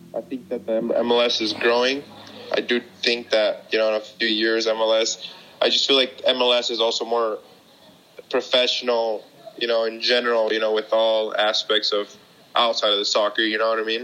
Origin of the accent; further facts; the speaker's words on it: Park City, Utah, United States; moved away as an adult; now in Mexico; my hometown, Park City, Utah